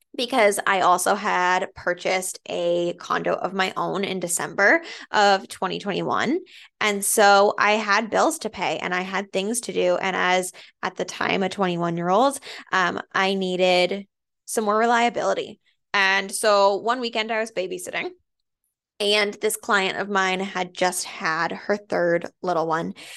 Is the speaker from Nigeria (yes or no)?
no; Andover, Massachusetts, United States; also born or lived in Methuen, Massachusetts / Lowell, Massachusetts; I grew up in Andover